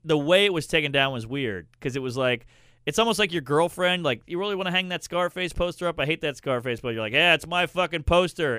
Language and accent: English; Louisiana, United States; I'm from the South. I'm from Louisiana